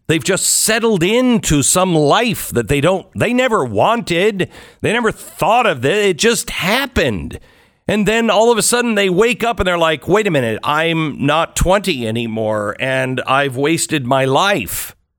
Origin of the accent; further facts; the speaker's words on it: United States; I'm an American